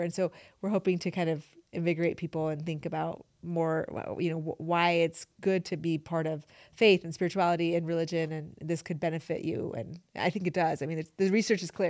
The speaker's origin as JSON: {"language": "English", "region": "upstate New York", "country": "United States", "tie": "born or raised there", "also_born_or_lived": "Iran / Utah", "said": "I grew up in upstate New York"}